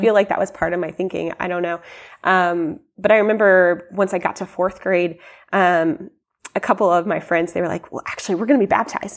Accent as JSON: {"language": "English", "town": "Columbia", "country": "United States", "tie": "born or raised there", "said": "I grew up here in Columbia"}